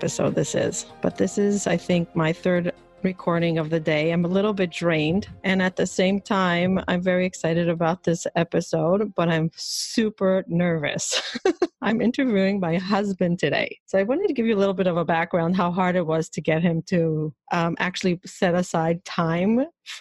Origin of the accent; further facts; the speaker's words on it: Israel; moved away as an adult; now in New York, United States; I grew up in Israel.